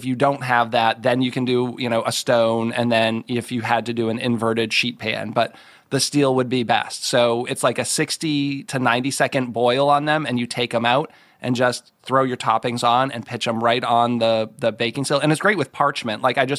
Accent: Massachusetts, United States; growing up in Massachusetts, we only had Greek pizza where I grew up

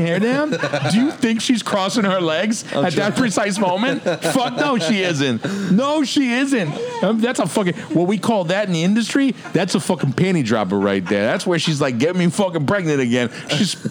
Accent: Georgia, United States; moved away; I'm from Georgia

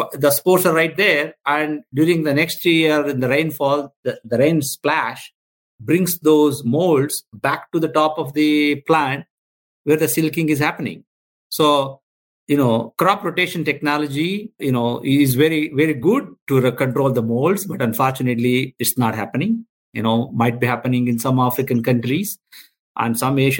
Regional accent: India; I'm a veterinarian from India.

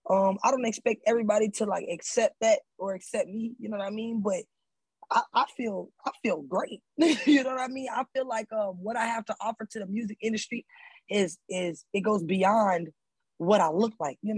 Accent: Atlanta, Georgia, United States; I'm from Atlanta.

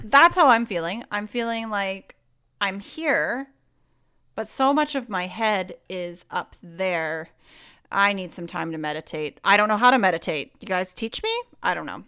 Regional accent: Canada; I'm very Canadian. I'm a very Canadian girl

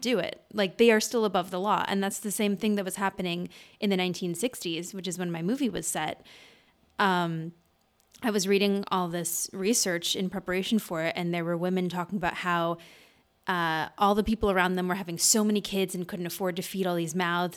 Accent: Madison, Wisconsin, United States; There's this group in Madison, which is where I'm from, in Wisconsin

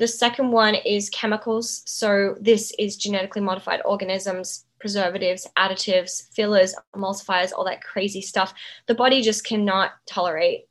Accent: Outback, Australia; where I grew up in Outback Australia with the Indigenous people

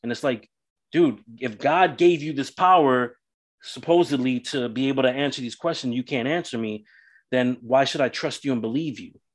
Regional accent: New York City, New York, United States; So growing up in New York City, I grew up Roman Catholic

